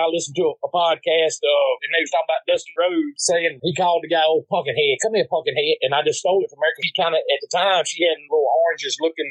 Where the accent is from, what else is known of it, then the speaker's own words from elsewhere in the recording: the South, United States; accent: Southern country accent; Growing up in the South, that's how, you know, you got to have that accent.